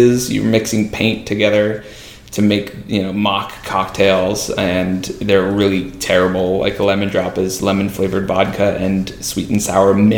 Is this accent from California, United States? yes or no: yes; Marin County, California, United States; moved away as an adult; also born or lived in Indiana; now in Los Angeles, United States; growing up in Marin County, it's like doctors and lawyers